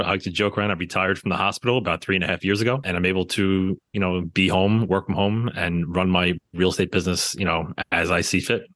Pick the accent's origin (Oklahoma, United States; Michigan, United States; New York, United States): New York, United States; New York City; growing up in the New York City area